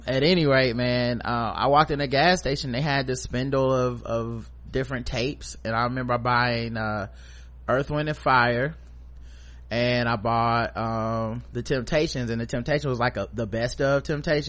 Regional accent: Charlotte, North Carolina, United States; born or raised there; also born or lived in Fayetteville, North Carolina

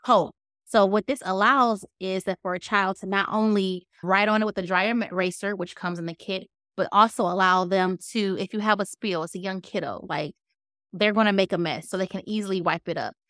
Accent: Detroit, Michigan, United States; moved away; originally, I'm from Detroit, born and raised

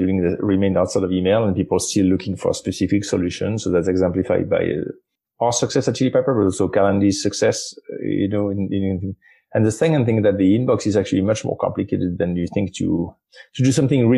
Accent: France; I'm from France

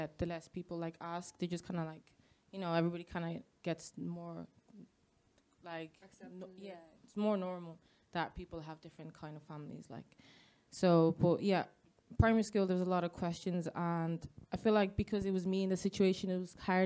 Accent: Dublin, Leinster, Ireland; first language Spanish; English is a second language; also born or lived in Madrid, Spain; I grew up originally in Spain, and then I moved to Ireland when I was 8 years old, and I'm 22 now. So I've been in Dublin for all my life

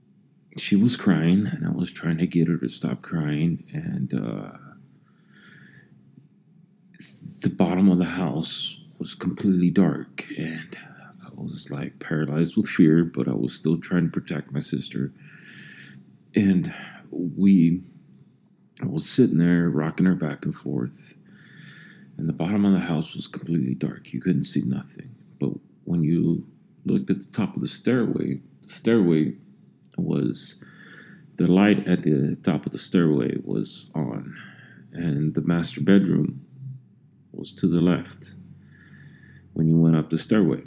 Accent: Los Angeles, California, United States; also born or lived in El Monte; I was born in Los Angeles

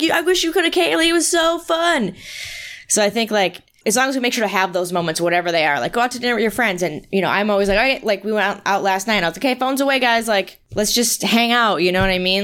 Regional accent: East Coast, United States; moved away; I'm from the East Coast like Timothy

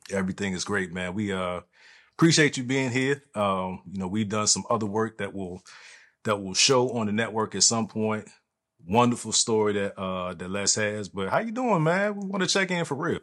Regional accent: East Coast, United States; moved away; the East Coast where I'm from

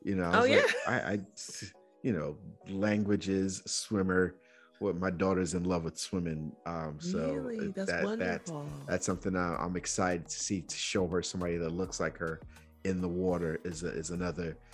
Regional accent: Nigeria; moved away; also born or lived in Georgia, United States; growing up in Nigeria

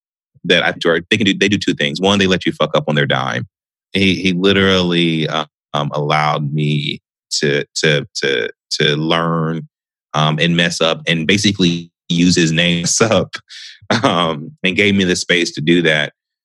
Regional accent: Southfield, Michigan, United States; I mean, I was from Southfield.

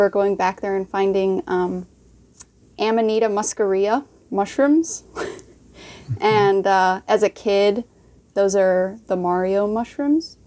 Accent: Stevens Point, Wisconsin, United States; I'm born and raised in Stevens Point, Wisconsin

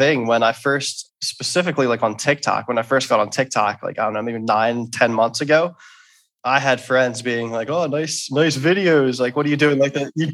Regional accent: Philadelphia, Pennsylvania, United States; I'm from Philadelphia

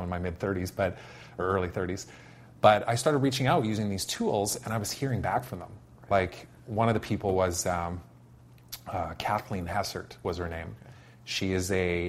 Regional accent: Saskatoon, Saskatchewan, Canada; moved away; I went to work for a digital agency in my hometown, which is in Saskatoon, mm-hmm. back in Saskatchewan

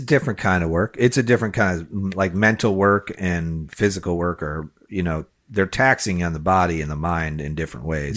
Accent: Chicago, Illinois, United States; now in Florida, United States; I grew up near Wrigley Field

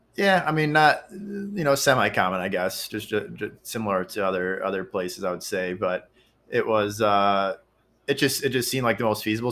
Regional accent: Kenosha, Wisconsin, United States; now in Milwaukee, United States; my hometown, which is Kenosha, Wisconsin

